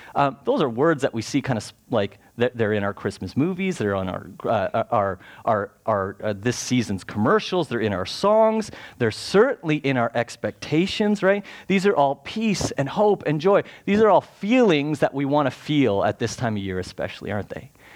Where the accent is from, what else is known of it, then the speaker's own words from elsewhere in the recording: Canada; we're Canadian